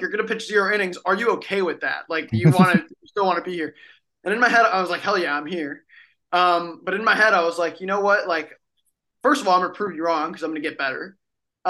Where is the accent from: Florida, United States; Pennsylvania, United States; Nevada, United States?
Florida, United States; Miami; I'm from Miami, Miami, Florida